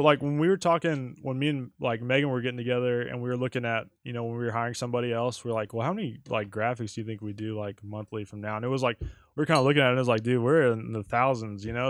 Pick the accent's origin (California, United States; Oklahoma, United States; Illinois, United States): Oklahoma, United States; Altus; moved away; I grew up in Southwest Oklahoma, uh, Altus, Oklahoma.